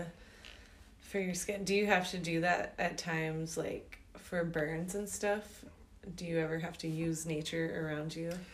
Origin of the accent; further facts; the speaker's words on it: Georgia, United States; now in Flagstaff, United States; I grew up in Georgia in the mm-hmm. land of the pines